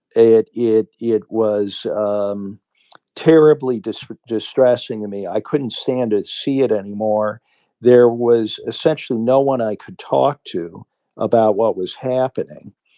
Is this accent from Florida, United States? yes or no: no; Cleveland, Ohio, United States; moved away as an adult; also born or lived in New York; now in Sweden; I loved Cleveland and, uh, I loved my home, all my roots were there